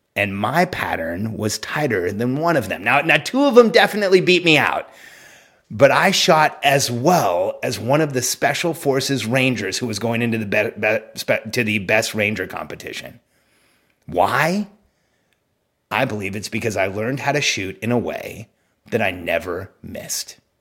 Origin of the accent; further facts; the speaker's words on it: California, United States; moved away; I'm from California, where, like, you know, you're not allowed to even have guns